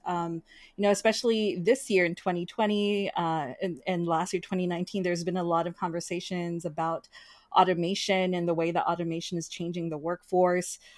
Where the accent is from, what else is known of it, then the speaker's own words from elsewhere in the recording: United States; my siblings and I were born in the United States.